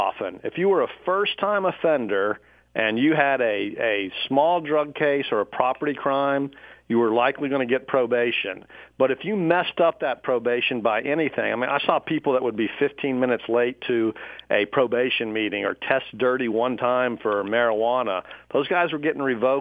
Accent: Dallas, Texas, United States; also born or lived in Pflugerville, Texas; When I was a kid, I lived north of Austin near a little town called Pflugerville, Texas. We moved to Dallas about the end of my sixth grade year, and I grew up then in North Dallas

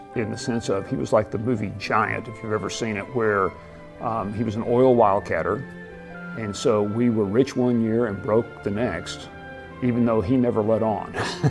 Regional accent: Abilene, Texas, United States; I was born and raised in Abilene, Texas, a small town of 100,000 people out in west central Texas

